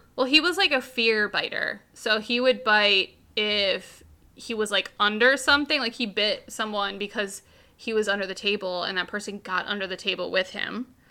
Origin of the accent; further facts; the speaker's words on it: United States; I'm from America.